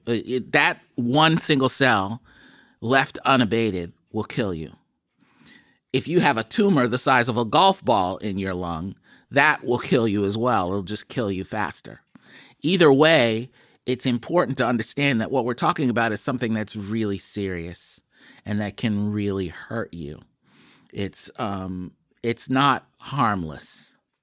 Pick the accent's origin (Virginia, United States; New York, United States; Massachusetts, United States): Massachusetts, United States; Boston; When I was a kid growing up in Mattapan